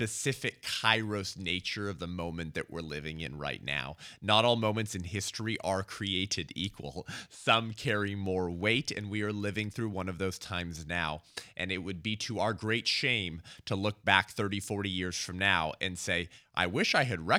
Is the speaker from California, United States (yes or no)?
yes; California, United States; my home state of California